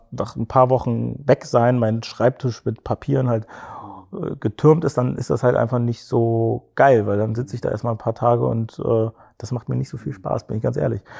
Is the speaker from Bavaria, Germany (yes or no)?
no; Cologne, North Rhine-Westphalia, Germany; wir sind, wir sind Kölner, vielleicht liegt es auch ein bisschen daran so, das ist so eine kleine, ja, so eine kleine Kultur